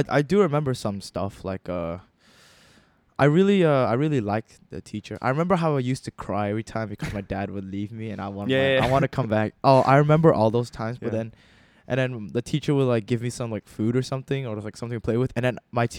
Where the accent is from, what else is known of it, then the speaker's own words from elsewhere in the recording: Malaysia; I am from the glorious land of Malaysia.